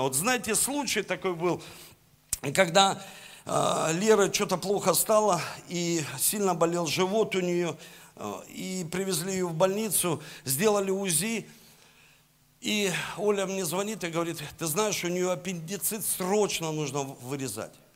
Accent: Saint Petersburg, Russia; я родился в Санкт-Петербурге

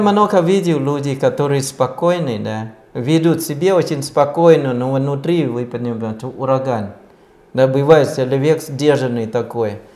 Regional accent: Thailand; Russian is a second language; now in Russia; я родился в Таиланде

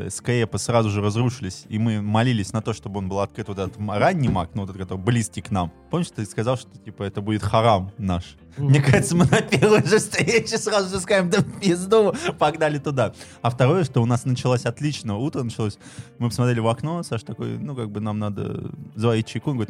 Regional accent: Novosibirsk, Novosibirsk Oblast, Russia; я из Новосибирска, я перепутал часы.

